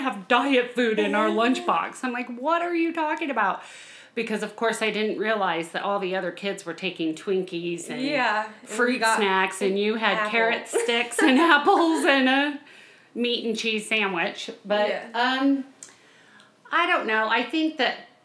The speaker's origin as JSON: {"language": "English", "region": "Colorado", "country": "United States", "tie": "born or raised there", "also_born_or_lived": "Missouri", "moved": "as an adult", "said": "I grew up in Colorado"}